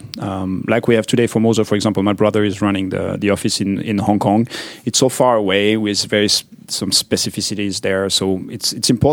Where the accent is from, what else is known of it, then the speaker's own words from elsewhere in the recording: Vallée de Joux, Vaud, Switzerland; I grew up in the mountains in Switzerland